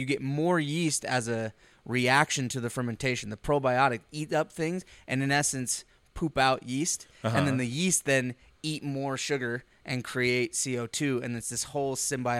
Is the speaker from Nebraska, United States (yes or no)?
yes; Plattsmouth, Nebraska, United States; also born or lived in Panama; So, after they met in on Hill Base, I was born in Panama. 3 years later, they moved to the Midwest. We spent some time in a little place called Plasmouth, Nebraska.